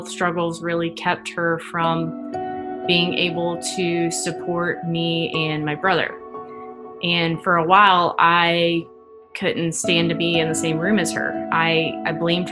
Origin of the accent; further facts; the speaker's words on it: Rustburg, Virginia, United States; also born or lived in Snellville, Georgia; I was born just outside of Atlanta in a suburb called Snellville. My family moved to the Concord and Rustburg area when I was 8, and I've kind of been bouncing around the Lynchburg area since then